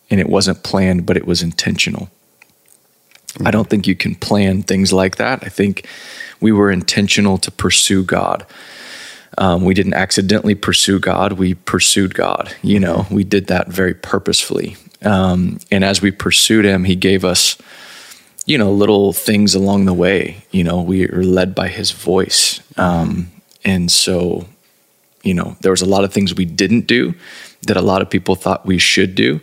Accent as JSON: {"language": "English", "region": "Texas", "country": "United States", "tie": "born or raised there", "said": "Born and raised in Texas"}